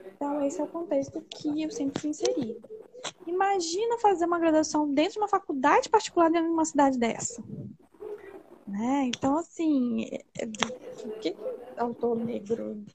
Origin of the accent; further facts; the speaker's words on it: Linhares, Espírito Santo, Brazil; Eu sou de Linhares, que é uma cidade extremamente conservadora